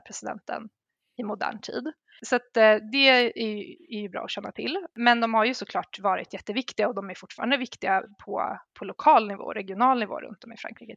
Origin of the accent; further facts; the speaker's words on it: Sweden; som svensk